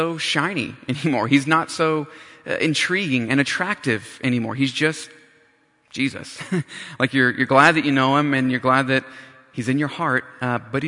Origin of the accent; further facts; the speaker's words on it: North Carolina, United States; moved away as an adult; also born or lived in Riverside, California; I grew up in North Carolina, and for some odd reason, I decided to go cross country for college